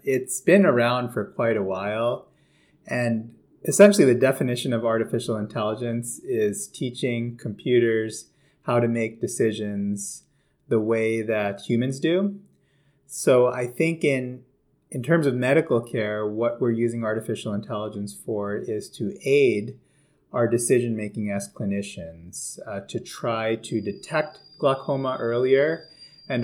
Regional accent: a little outside New York City, United States; moved away as an adult; also born or lived in Toronto, Canada; now in Baltimore, United States; I grew up in New York, a little bit outside of New York City

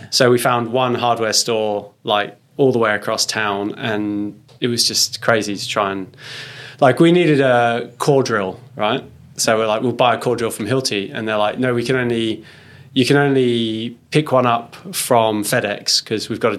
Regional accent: Australia; oh, we're, we're from Australia. We're building a garden at the Chelsea Flower Show.

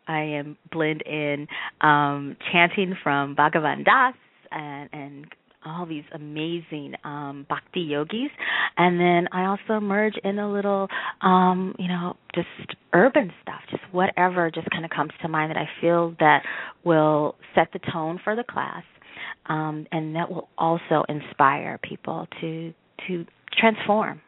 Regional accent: the South, United States; our family, I mean, we're from the South

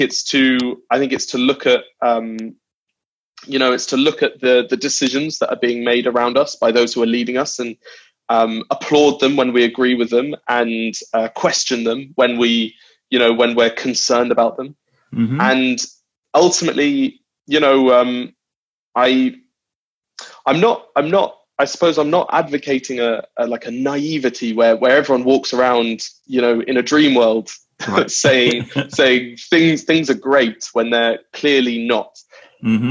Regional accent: London, United Kingdom; also born or lived in New Zealand / Wales (family); I was born in New Zealand, and then and then when I was two, uh, we moved to London, and I've been raised there.

